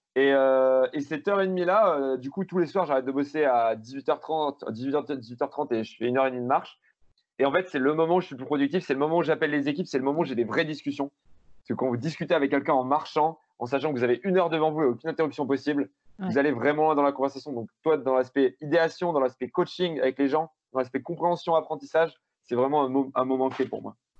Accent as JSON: {"language": "French", "town": "Grenoble", "region": "Auvergne-Rhône-Alpes", "country": "France", "said": "Je suis grenoblois, mais je monte à Paris deux jours par, par mois"}